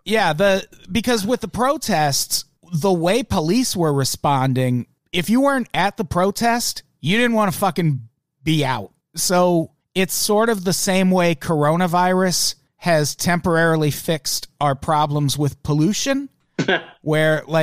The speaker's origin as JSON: {"language": "English", "country": "Australia", "said": "I'm from Australia"}